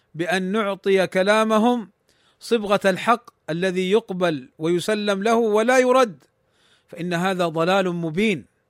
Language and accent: Arabic; Saudi Arabia; عندنا في المملكة العربية السعودية